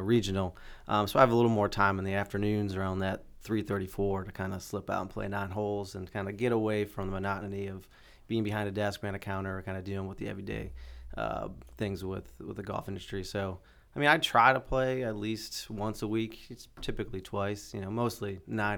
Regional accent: Scranton, Pennsylvania, United States; moved away as an adult; also born or lived in Myrtle Beach; growing up in Scranton, home of the office

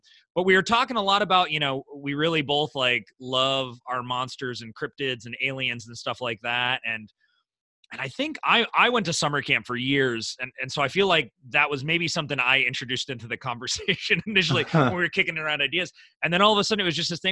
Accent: Midwest, United States; I'm from the Midwest

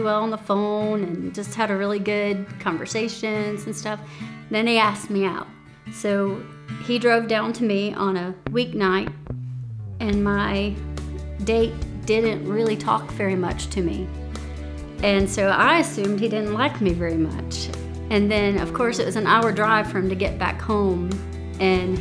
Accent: Chesnee, South Carolina, United States; also born or lived in Spartanburg, South Carolina; I was born in Spartanburg, South Carolina, but I lived and grew up in Chesney, South Carolina

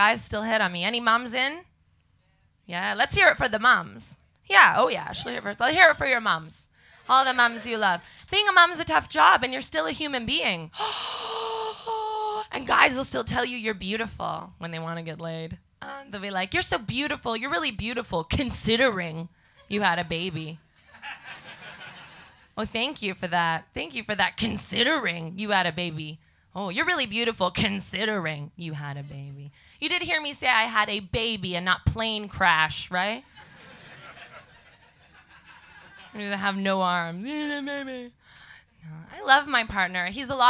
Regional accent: Canada; now in London, United Kingdom; I talk like a monkey because I come from Canada

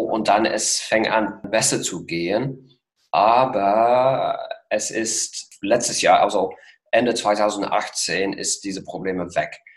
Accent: Worcester, West Midlands, United Kingdom; German is a second language; moved away as an adult; also born or lived in Geneva, Switzerland; now in Potsdam, Germany; Ich bin aufgewachsen in England, in Mittelengland, westlich von Birmingham, ganz genau in der Nähe von Worcester

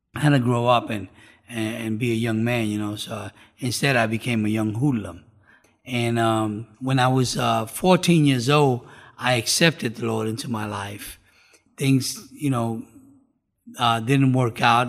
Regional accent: New York City, New York, United States; now in South Florida, United States; I was born and raised in New York City.

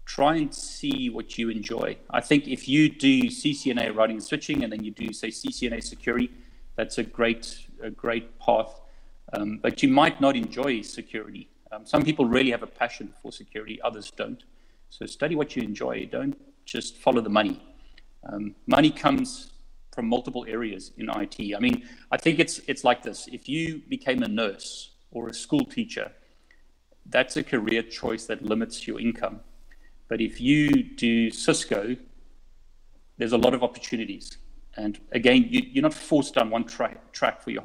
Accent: South Africa; moved away as an adult; now in United Kingdom; I'm originally from South Africa. So I moved to the UK many years ago.

